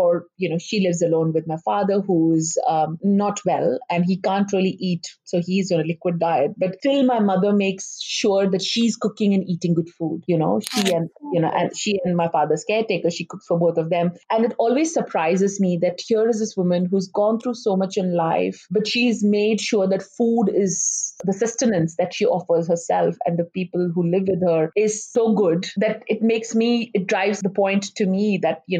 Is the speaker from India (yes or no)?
yes; Ulhasnagar, Maharashtra, India; moved away as an adult; also born or lived in Mumbai, India; now in Perth, Australia; we grew up in Ulasnagar, which had a huge Sindhi population